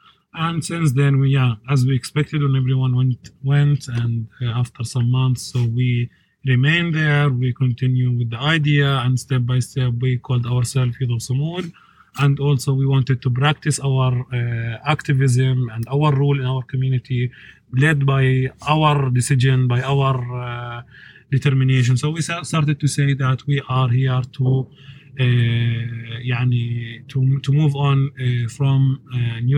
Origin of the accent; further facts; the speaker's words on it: Masafer Yatta, Hebron Governorate, Palestine; I am an activist from Masafayata. I'm 25 years old. I was raised up in and born in Masafayata in a family